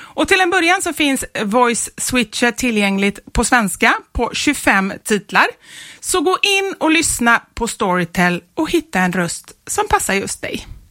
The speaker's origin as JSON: {"language": "Swedish", "town": "Gothenburg", "region": "Västra Götaland", "country": "Sweden", "tie": "born or raised there", "moved": "yes", "said": "Göteborg. Ja. Tillbaka till min hemstad"}